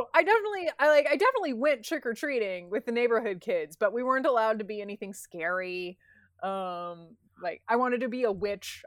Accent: United States; as an American

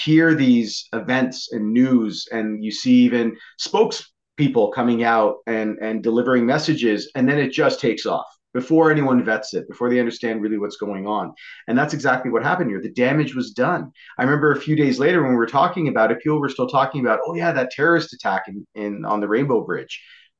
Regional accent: Vancouver, British Columbia, Canada; I'm not from French Canada. First of all, I'm from Vancouver, from British Columbia.

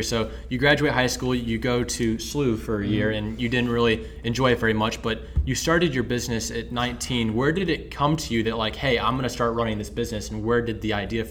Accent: St. Louis, Missouri, United States; I'm from the St. Louis area.

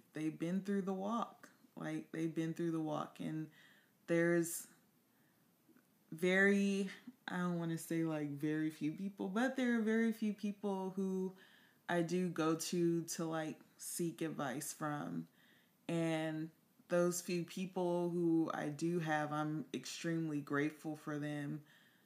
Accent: Compton, California, United States; moved away; also born or lived in New York; I'm actually from Compton

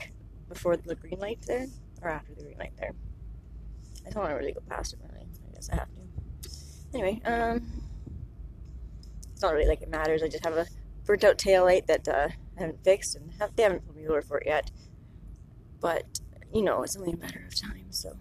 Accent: Canada; I've been at home and my home country anyways, and I haven't gone very far. Farthest east I have gone in Canada is to Alberta, Calgary

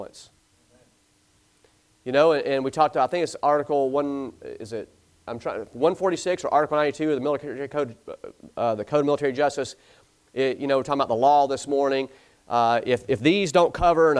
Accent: the South, United States; I'm from the South

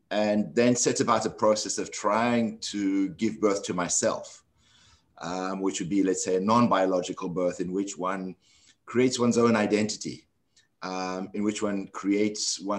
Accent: South Africa; moved away as an adult; also born or lived in London / New York; I grew up in South Africa during apartheid um, and lived there all my life until um, 1980, 1989, in which case I was sent into involuntary exile um, because of my political activities in the struggle against apartheid and went to London

